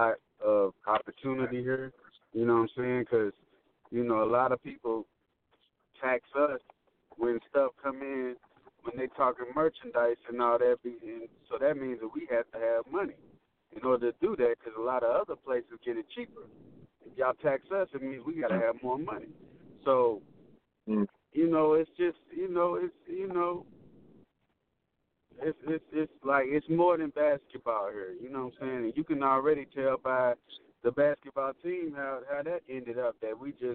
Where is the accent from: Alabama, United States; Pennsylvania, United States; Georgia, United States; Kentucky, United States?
Kentucky, United States; Louisville; I'm from Louisville, Kentucky, man. Born and raised